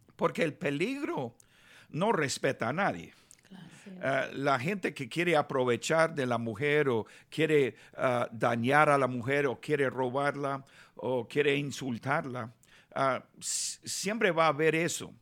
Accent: Los Angeles, California, United States; Spanish is a second language; also born or lived in Nicaragua / Bogotá, Colombia / Buenos Aires, Argentina; me criaron aquí en Los Ángeles, ah, viví un año durante mi niñez en Nicaragua

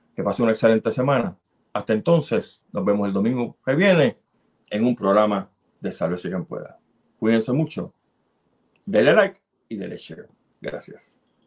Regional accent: Puerto Rico; Soy un puertorriqueño que le importa su país

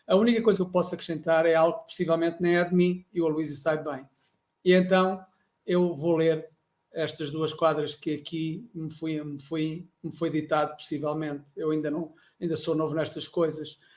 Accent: Castelo Branco, Centro, Portugal; Eu nasci em Castelo Branco

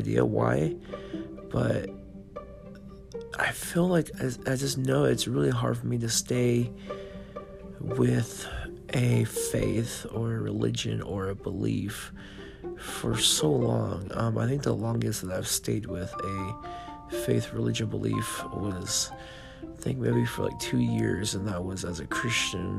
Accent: California, United States; moved away as an adult; also born or lived in Nevada; I left my home state of California and I went to the state of Nevada

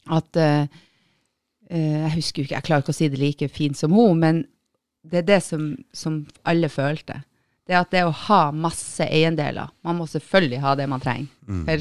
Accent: Northern Norway, Norway; For det første så er jeg jo nordlending når vi er på Østlandet

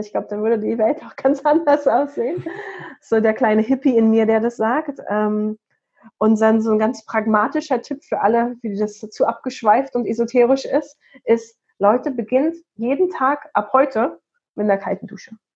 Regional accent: Potsdam, Brandenburg, Germany; in Potsdam, meine Heimatstadt

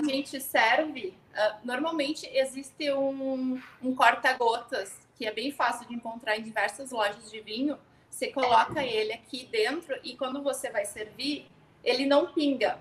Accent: Rio Grande do Sul, Brazil; também sou gaúcha

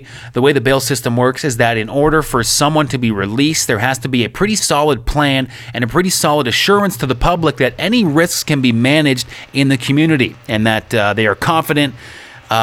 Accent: Oakville, Ontario, Canada; moved away as an adult; now in Ukraine; My hometown of Oakville, Ontario

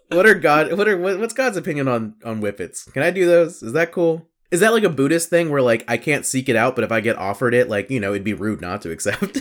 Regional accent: the South, United States; growing up in the South, growing up around the church

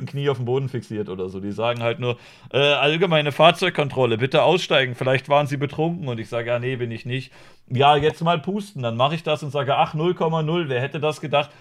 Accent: Germany; als Deutsche

